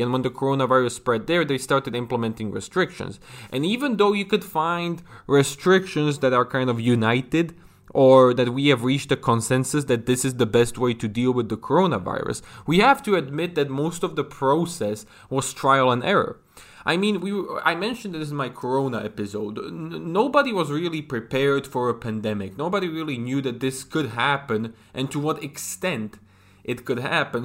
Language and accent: English; Slovakia; my home country of Slovakia